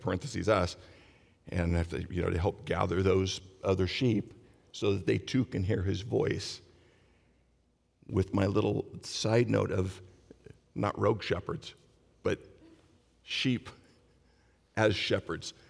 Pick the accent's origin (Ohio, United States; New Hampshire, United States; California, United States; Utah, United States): California, United States; Long Beach; I was born and raised in Long Beach. I worked, retired, still live in Long Beach